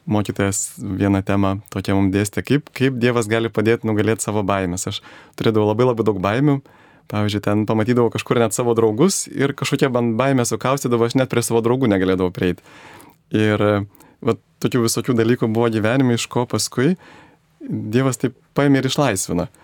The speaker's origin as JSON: {"language": "Lithuanian", "town": "Vilnius", "region": "Vilnius County", "country": "Lithuania", "tie": "born or raised there", "said": "prieš 41 metus gimiau Vilniuje, mano mama yra kilusi Žemaitijos, Žemaitė. E, mano tėvas yra azerbaidžianietis."}